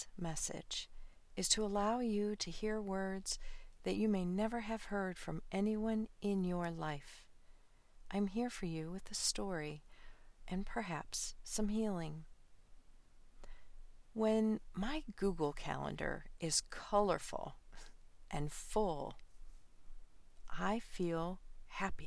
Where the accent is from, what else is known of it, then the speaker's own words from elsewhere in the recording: Midwest, United States; I grew up in the Midwest